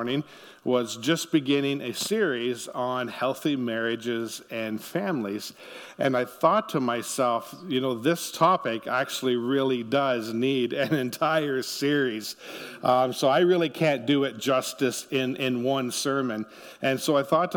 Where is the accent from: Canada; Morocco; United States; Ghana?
Canada; Ontario; now in Niverville, Canada; our family actually grew up in Ontario